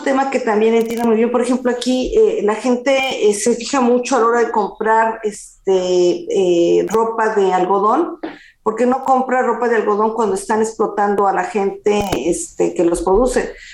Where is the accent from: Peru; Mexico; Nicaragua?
Mexico; now in France; como mexicano